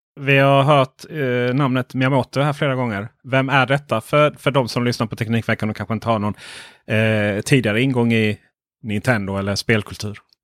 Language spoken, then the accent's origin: Swedish; Ronneby, Blekinge, Sweden; jo, men jag var uppvuxen i Blekinge